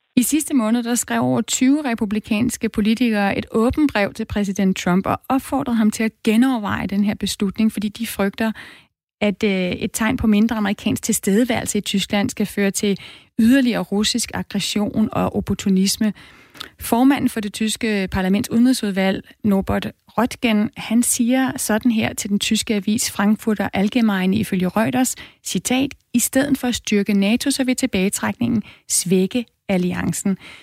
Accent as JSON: {"language": "Danish", "country": "Denmark", "said": "os danskere"}